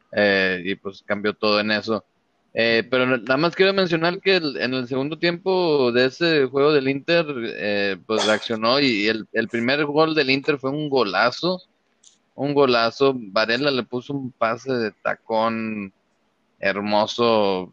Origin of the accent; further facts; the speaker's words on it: Mexico; nosotros los mexicanos